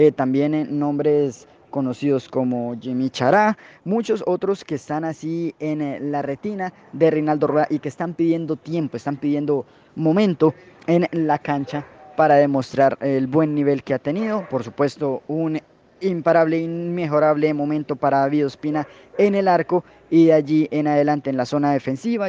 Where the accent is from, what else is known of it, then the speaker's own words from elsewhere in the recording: Ibagué, Tolima, Colombia; somos la ciudad de Ibagué